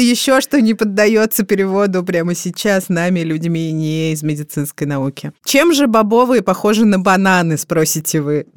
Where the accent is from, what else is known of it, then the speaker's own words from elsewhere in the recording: Moscow, Russia; Я родилась в 1986 году в Москве, столице СССР на тот момент.